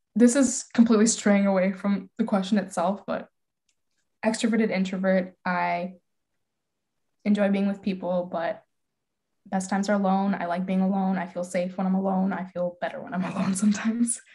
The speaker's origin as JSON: {"language": "English", "town": "Calgary", "region": "Alberta", "country": "Canada", "tie": "born or raised there", "moved": "yes", "lives_now": "Michigan, United States", "said": "moving from my hometown to Michigan"}